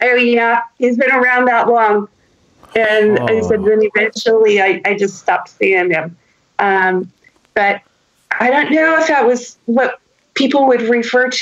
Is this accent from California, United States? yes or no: yes; San Jose, California, United States; I grew up in San Jose, which mm-hmm. is now Silicon Valley